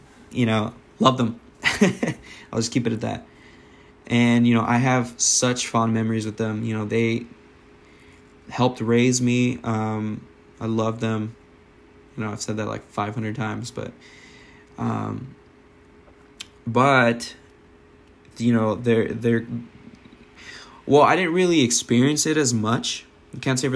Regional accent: United States; we're born here and our culture is American, like 100% American

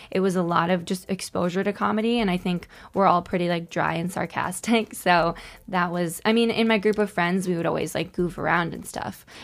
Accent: Connecticut, United States; moved away as an adult; now in New York, United States; my experiences as a single woman in New York growing up in Connecticut.

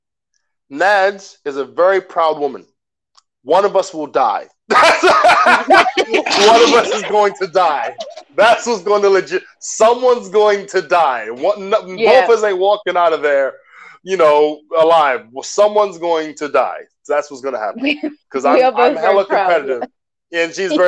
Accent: United States; now in London, United Kingdom; I'm American living in London

